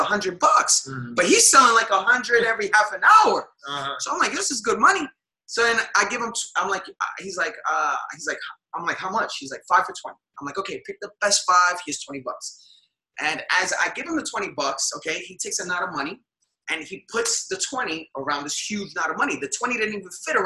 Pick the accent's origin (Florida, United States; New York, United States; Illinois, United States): New York, United States; New York City; moved away as an adult; also born or lived in Dallas, Texas; now in Miami, United States; Originally born and raised in New York City, first generation American